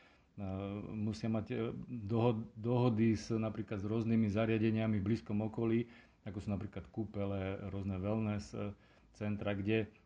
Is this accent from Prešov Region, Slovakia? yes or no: no; Terchová, Žilina Region, Slovakia; pochádzam z Terchovej